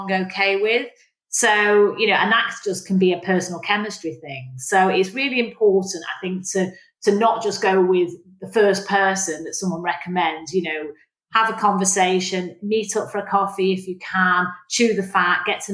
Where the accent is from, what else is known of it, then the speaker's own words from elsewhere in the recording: Manchester, North West England, United Kingdom; now in London, United Kingdom; when I was a kid growing up in Manchester